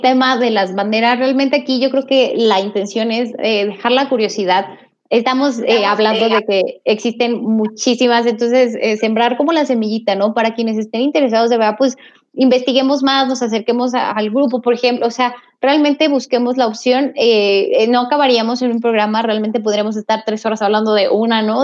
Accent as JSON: {"language": "Spanish", "country": "Mexico", "said": "los mexicanos nos nos ofendemos a nosotros mismos"}